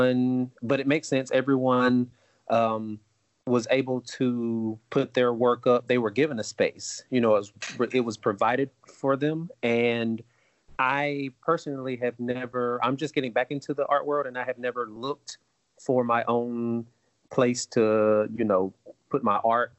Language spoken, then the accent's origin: English; Greenwood, South Carolina, United States; I'm from Greenwood, South Carolina, and I had the opportunity to go to the local museum